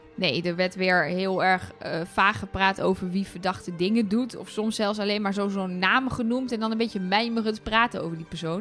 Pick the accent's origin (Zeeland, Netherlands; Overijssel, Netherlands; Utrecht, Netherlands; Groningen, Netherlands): Overijssel, Netherlands; Twente; ik zeg bijvoorbeeld dat het raam los moet, want ik kom uit Twente